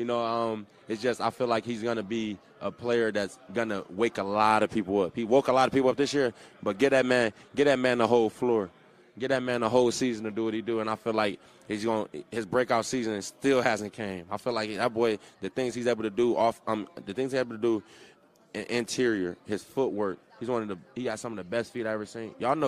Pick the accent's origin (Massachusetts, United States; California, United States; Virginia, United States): California, United States; Like, I grew up in South Central California. You didn't see a lot of type of, you know, you seen one color of people walking around. It was brown skin.